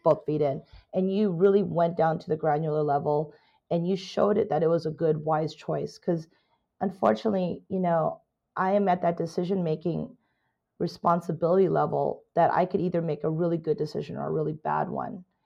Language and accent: English; California, United States; also born or lived in Canada; I am a Canadian immigrant, Chinese Canadian immigrant, came to America when I was nine years old. Basically, a California girl